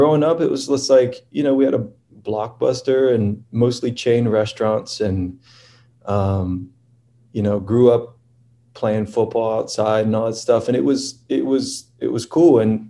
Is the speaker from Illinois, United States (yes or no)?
no; Lakeland, Florida, United States; Born and raised in a town called Lakeland, which is sort of right in between Tampa and Orlando. It's like right in the middle of the state.